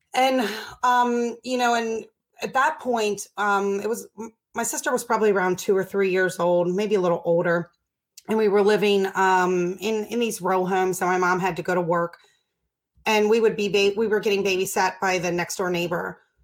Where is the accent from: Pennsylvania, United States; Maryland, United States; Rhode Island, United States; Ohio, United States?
Maryland, United States; Baltimore; I grew up in Baltimore